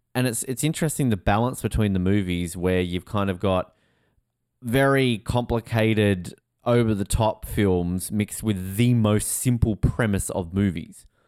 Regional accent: Australia; also born or lived in New York; as an Australian

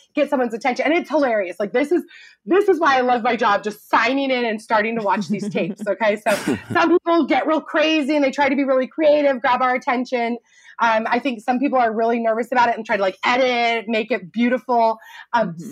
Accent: Truckee, California, United States; moved away as an adult; also born or lived in Chico, California / Los Angeles; my teeny little hometown, Truckee, California, up in Lake Tahoe

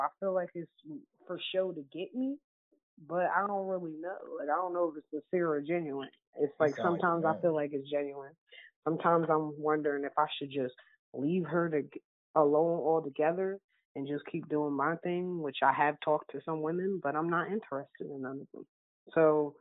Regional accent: East Coast, United States; moved away as an adult; also born or lived in Midwest; I'm from the East Coast like y'all, and I moved all the way to Bumblefuck, Midwest.

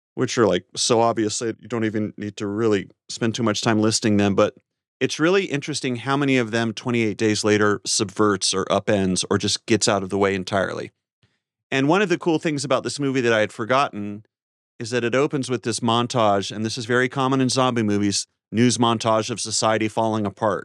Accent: North Carolina, United States; my home state of North Carolina

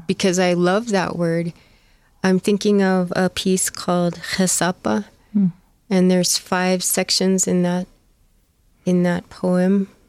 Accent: Four Corners area, Southwest, United States; also born or lived in Arizona; I grew up in the Southwest

